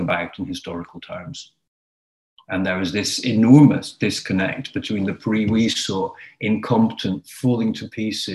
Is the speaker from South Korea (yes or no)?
no; Ireland; moved away; where I grew up in Ireland